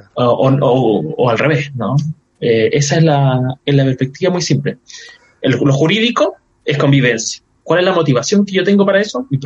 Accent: Chile; yo soy un evangélico chileno

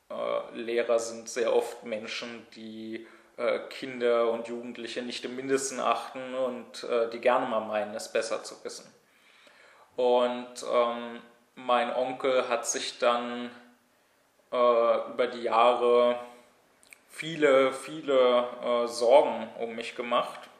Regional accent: Berlin, Germany; sondern hier in meiner Heimatstadt in Berlin studiert habe

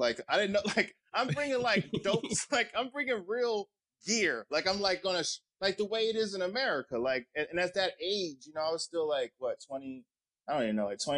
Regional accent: North New Jersey, United States; I'm from North New Jersey.

